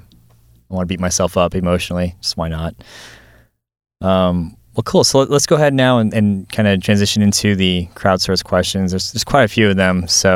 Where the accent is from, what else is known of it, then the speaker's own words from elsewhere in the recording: Arizona, United States; I'm from Arizona too